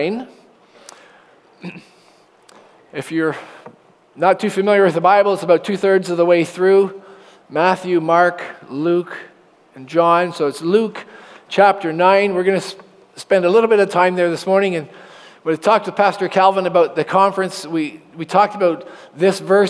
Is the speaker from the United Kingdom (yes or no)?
no; Oshawa, Ontario, Canada; And I was born in Oshawa General Hospital. My parents lived on Taunton Road by a Sinclair Public School, the little one that used to be there. And I went to Emmanuel Christian School for 8 years and graduated in grade 8